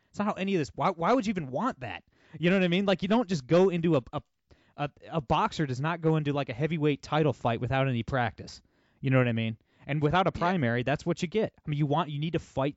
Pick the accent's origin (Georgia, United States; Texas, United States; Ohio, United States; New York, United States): Ohio, United States; my home state of Ohio